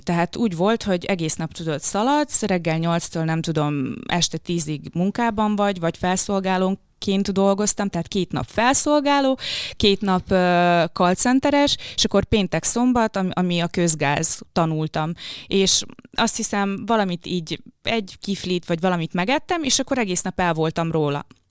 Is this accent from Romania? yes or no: no; Kisdobrony, Zakarpattia Oblast, Ukraine; first language Hungarian; moved away; Kárpátalján, Kisdobrony nevű faluban, ez Záhonytól nincs messze, azt hiszem egy 15 kilométerre, tehát nagyon-nagyon közel a határhoz. Magyar iskolát végeztem, magyar gimnáziumba jártam.